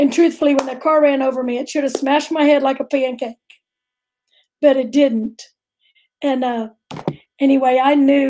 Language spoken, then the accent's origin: English; Houston, Texas, United States; I'm a native Houstonian